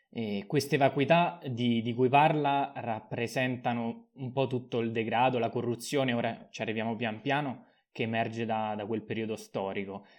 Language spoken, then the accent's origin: Italian; Rome, Lazio, Italy; da romano